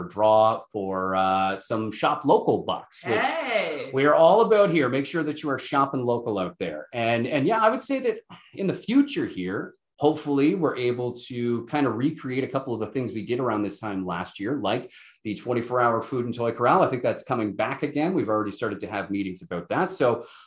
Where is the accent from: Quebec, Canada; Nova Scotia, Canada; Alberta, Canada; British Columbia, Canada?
Nova Scotia, Canada; New Glasgow; also born or lived in St. Thomas, Ontario / Muskoka, Ontario; now in Listowel, Canada; I'm a blue noser at heart. I was born and raised in New Glasgow, Nova Scotia